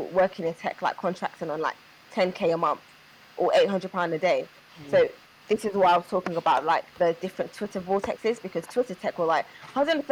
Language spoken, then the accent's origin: English; London, United Kingdom; I grew up in Peckham.